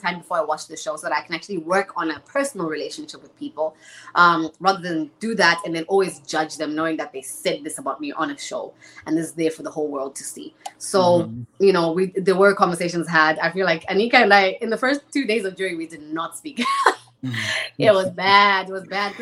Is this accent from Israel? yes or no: no; Zimbabwe; moved away as an adult; now in Canada; I'm from Zimbabwe. Born and raised.